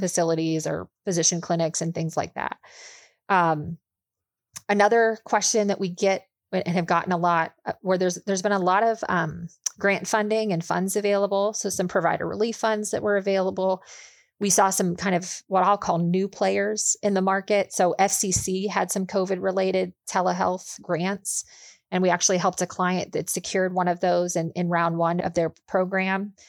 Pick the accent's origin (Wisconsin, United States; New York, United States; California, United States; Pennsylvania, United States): Pennsylvania, United States; Pittsburgh; also born or lived in Charlotte, North Carolina; now in Indianapolis, United States; I grew up outside of Pittsburgh, Pennsylvania